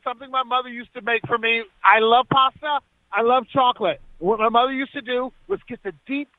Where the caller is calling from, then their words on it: Stanford, California, United States; I'm calling from Stanford.